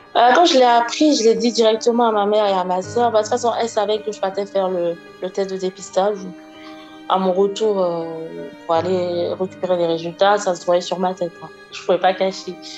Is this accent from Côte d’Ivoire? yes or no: yes; Côte d’Ivoire; also born or lived in near Lyon, France; now in France; je suis une Ivoirienne et je vis près de Lyon